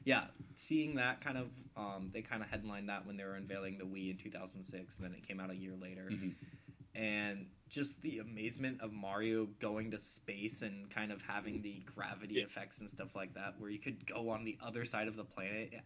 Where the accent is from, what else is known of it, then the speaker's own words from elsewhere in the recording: United States; I'm American